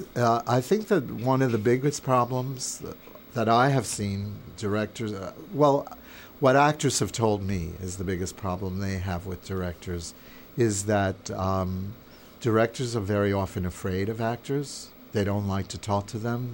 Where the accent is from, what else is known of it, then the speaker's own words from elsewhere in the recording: New York, United States; I grew up in New York. I'm from New York